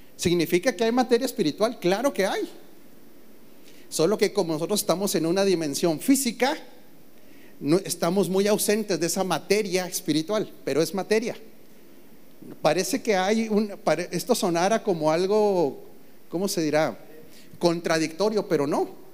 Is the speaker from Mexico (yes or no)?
yes; Mexico; como mexicano